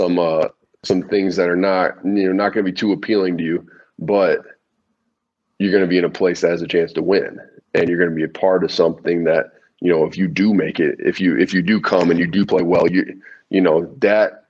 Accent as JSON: {"language": "English", "country": "United States", "said": "I'm an American boy."}